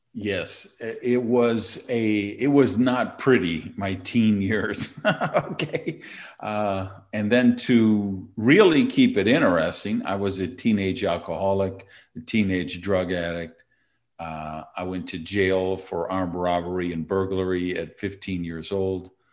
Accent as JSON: {"language": "English", "town": "Madison", "region": "Wisconsin", "country": "United States", "tie": "born or raised there", "moved": "yes", "lives_now": "Miami, United States", "said": "I was born and raised in Madison, Wisconsin"}